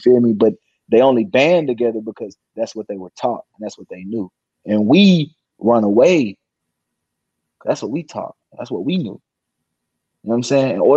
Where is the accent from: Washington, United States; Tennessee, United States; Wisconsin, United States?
Tennessee, United States; South Pittsburg; I came from South Pittsburgh, Tennessee, USA.